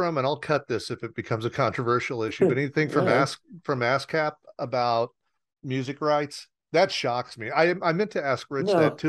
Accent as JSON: {"language": "English", "region": "Southern Indiana", "country": "United States", "tie": "born or raised there", "said": "as a kid growing up in Southern Indiana in a very small town"}